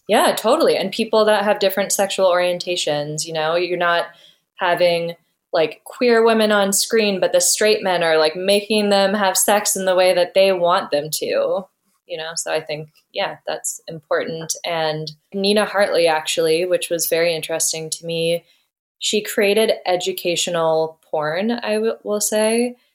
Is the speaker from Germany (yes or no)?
no; Ottawa, Ontario, Canada; I grew up in Ottawa